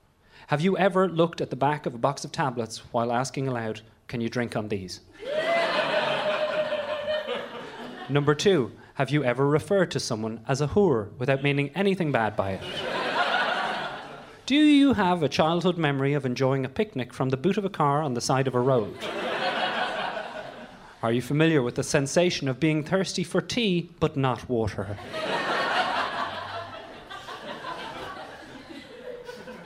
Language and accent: English; Ireland; moved away as an adult; also born or lived in Dublin; now in London, United Kingdom; I grew up in Ireland in the 1980s and 90s